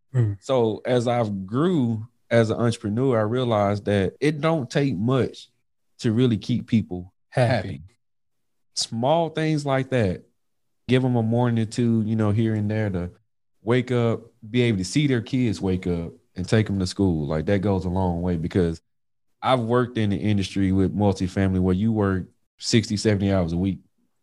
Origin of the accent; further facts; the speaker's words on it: Mississippi, United States; Y'all know I'm from Mississippi.